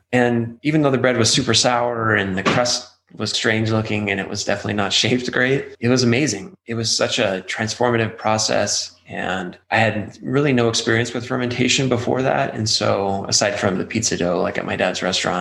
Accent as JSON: {"language": "English", "town": "Albuquerque", "region": "New Mexico", "country": "United States", "tie": "born or raised there", "said": "I grew up here in Albuquerque"}